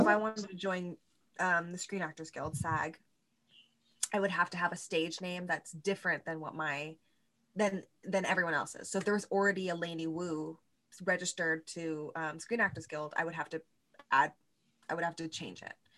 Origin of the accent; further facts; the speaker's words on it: California, United States; now in New York, United States; I'm from California originally